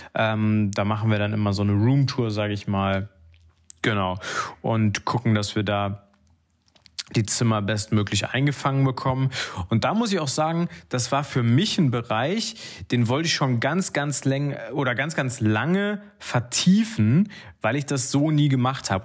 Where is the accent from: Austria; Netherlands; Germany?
Germany; North Rhine-Westphalia; Ich als Ostwestfale